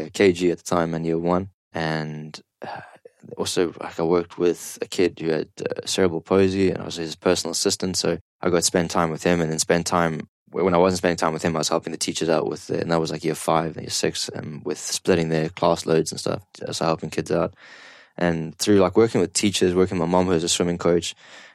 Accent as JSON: {"language": "English", "country": "South Africa", "tie": "born or raised there", "moved": "yes", "lives_now": "Kuwait", "said": "growing up in South Africa, like going to farms and stuff like that, you would help your dad chop wood"}